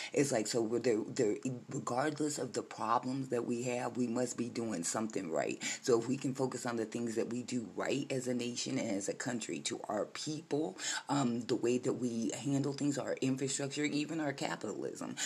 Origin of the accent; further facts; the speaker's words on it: United States; I am a 50 year old black American woman who was born a United States citizen on United States soil, and I am an American